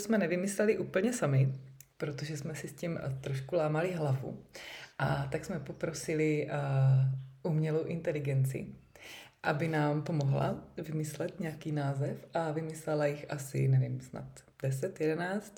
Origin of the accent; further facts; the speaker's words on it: Uherské Hradiště, Zlín Region, Czechia; jsem z Uherského hradiště